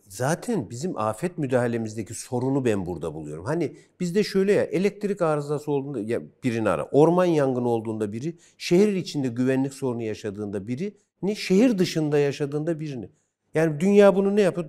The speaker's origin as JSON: {"language": "Turkish", "region": "Kırşehir Province", "country": "Turkey", "said": "Ben Kırşehirliyim."}